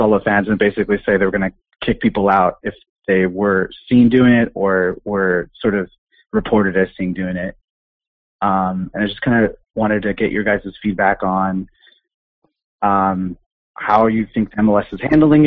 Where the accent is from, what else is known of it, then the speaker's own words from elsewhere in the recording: Las Vegas, Nevada, United States; now in Chicago, United States; I'm originally from Vegas, but I actually live in Chicago now.